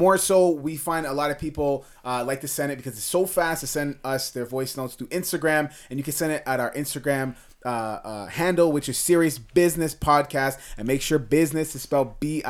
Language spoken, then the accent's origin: English; Canada; Even though I'm very Canadian, I'm very like my thing's very, I'd say Asian, Jamaican.